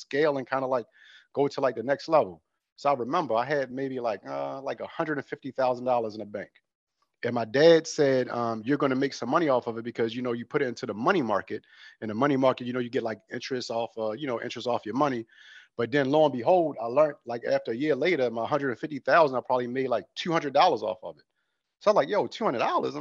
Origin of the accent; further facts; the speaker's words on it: Baltimore, Maryland, United States; moved away as an adult; now in California, United States; I'm actually from Baltimore, Maryland